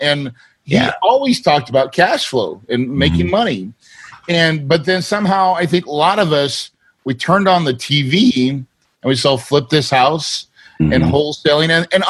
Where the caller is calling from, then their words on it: Phoenix, Arizona, United States; right now I'm in Phoenix, Arizona.